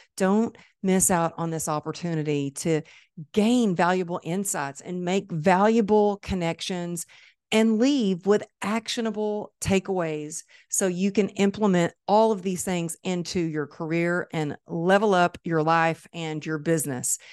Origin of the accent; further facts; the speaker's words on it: Dallas, Texas, United States; Dallas. It's my hometown